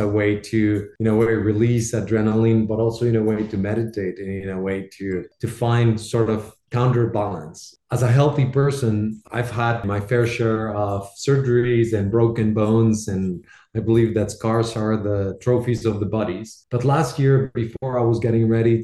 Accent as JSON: {"language": "English", "town": "Bogotá", "region": "Bogotá Capital District", "country": "Colombia", "tie": "born or raised there", "moved": "yes", "said": "Proudly Colombian. I was born and raised in Bogota in Colombia."}